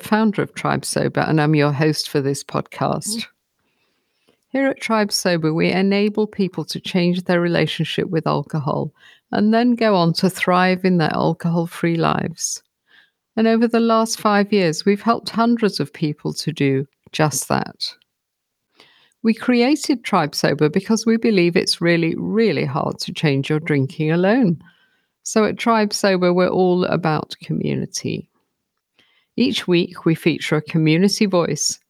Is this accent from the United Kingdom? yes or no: yes; United Kingdom; We are both Brits and we're both married to Frenchmen